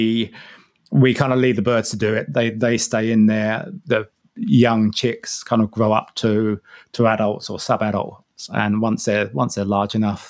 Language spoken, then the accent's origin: English; Harlow, East of England, United Kingdom; moved away as an adult; also born or lived in Shetland Islands, Scotland; now in Te Anau, New Zealand; I'm from Harlow in Essex in England originally, so somewhere between London and Cambridge